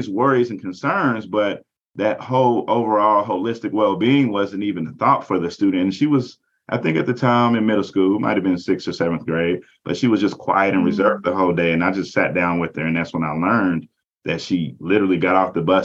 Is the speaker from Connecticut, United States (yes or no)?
no; southwestern Kentucky, United States; moved away; also born or lived in Indianapolis, Indiana; I come from a very small rural town in southwestern Kentucky